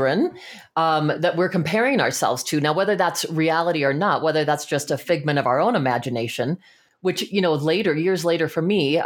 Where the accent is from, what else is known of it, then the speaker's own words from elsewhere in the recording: Fort Collins, Colorado, United States; also born or lived in Los Angeles; I grew up in little old Fort Collins, Colorado